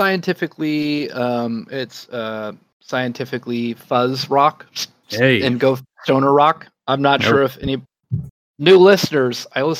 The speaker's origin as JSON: {"language": "English", "region": "Washington", "country": "United States", "moved": "yes"}